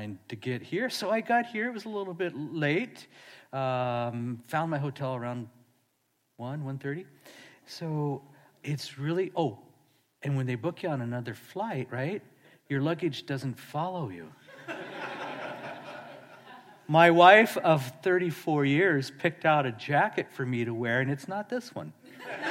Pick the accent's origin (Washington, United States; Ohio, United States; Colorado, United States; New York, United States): Washington, United States; Seattle; I'm from Seattle